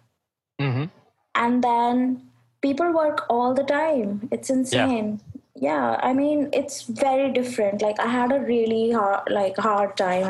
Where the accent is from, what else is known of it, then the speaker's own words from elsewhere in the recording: New Delhi, Delhi, India; I'm from India.